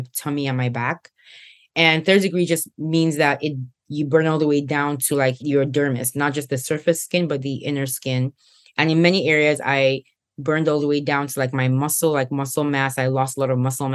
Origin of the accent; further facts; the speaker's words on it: Nigeria; moved away; back in Nigeria, my home country. I was a senior in high school at the time